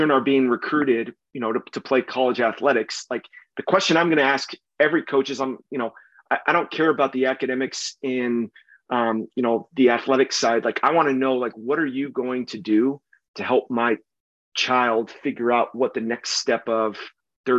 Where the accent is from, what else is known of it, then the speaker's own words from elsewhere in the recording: San Diego, California, United States; moved away as an adult; I'm originally from San Diego. I grew up down there